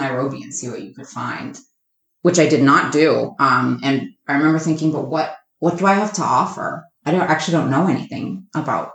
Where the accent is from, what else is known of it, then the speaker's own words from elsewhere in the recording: Massachusetts, United States; moved away; I am born and raised in Massachusetts. I grew up about an hour outside of Boston